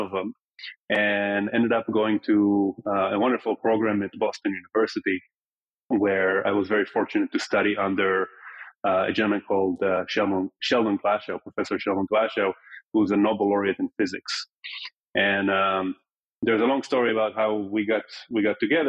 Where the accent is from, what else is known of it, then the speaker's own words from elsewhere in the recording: Tel Aviv, Tel Aviv District, Israel; moved away; also born or lived in New York City; I was born in New York, but grew up in Tel Aviv and was too young to remember when my parents moved